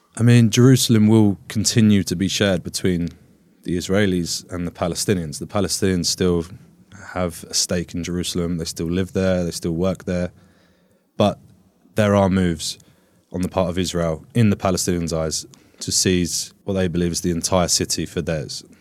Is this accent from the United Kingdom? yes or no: yes; United Kingdom; Where are you from? And I said to him, Britain.